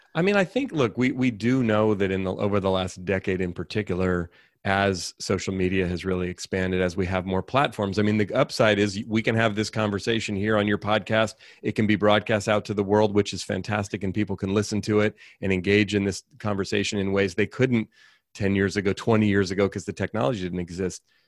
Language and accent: English; Oakland, California, United States; I grew up in Oakland, California, raised by a single mom